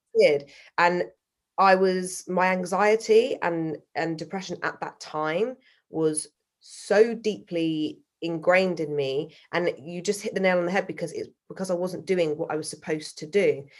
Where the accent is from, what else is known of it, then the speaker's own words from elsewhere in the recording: Salisbury, South West England, United Kingdom; now in London, United Kingdom; I was brought up in Salisbury, which is a very white, middle class um, city, the size of a town